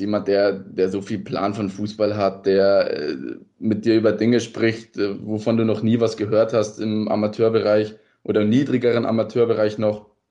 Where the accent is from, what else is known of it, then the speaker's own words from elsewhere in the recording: Rosenheim, Bavaria, Germany; moved away as an adult; also born or lived in Ried, Austria; now in Ried im Innkreis, Austria; Ich komme ursprünglich aber aus Bayern, aus Rosenheim